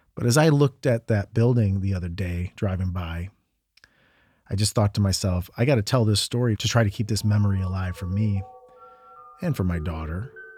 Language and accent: English; Medina, Ohio, United States; also born or lived in New York; my hometown of Medina, Ohio